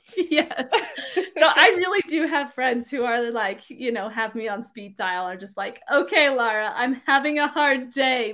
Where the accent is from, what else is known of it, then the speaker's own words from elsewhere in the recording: Utah, United States; I grew up here in Utah